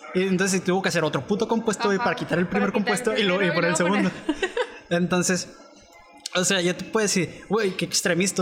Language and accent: Spanish; Mexico; nosotros somos mexicanos